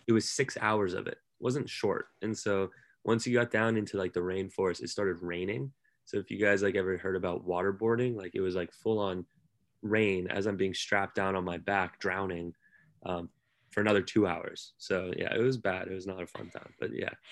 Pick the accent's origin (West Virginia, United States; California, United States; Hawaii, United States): California, United States; San Francisco; moved away as an adult; now in New York, United States; as a California kid in, in San Francisco.